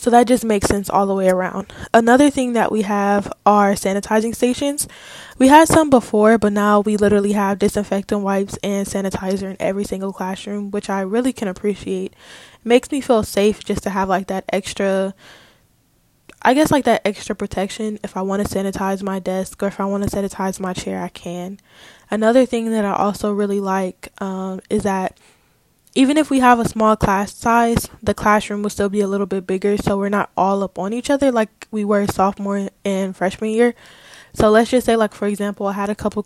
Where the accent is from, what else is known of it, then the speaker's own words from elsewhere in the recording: California, United States; moved away as an adult; also born or lived in Atlanta, Georgia; I go to school in Atlanta and I'm from California